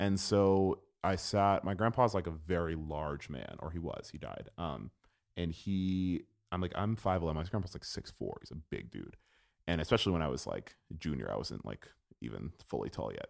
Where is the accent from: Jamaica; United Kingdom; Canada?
Jamaica; also born or lived in Gainesville, Florida; as a Jamaican person